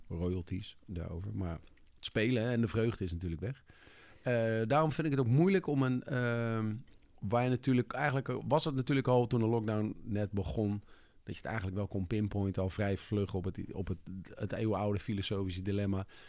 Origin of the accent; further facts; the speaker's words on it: Leusden, Utrecht, Netherlands; also born or lived in Amsterdam; now in Amersfoort, Netherlands; ik ben opgegroeid in Leusden, vlakbij Amersfoort.